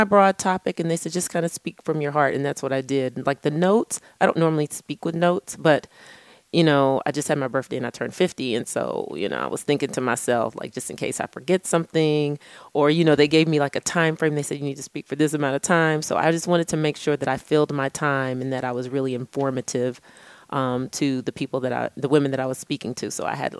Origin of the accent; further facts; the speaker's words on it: Texas, United States; I'm from Texas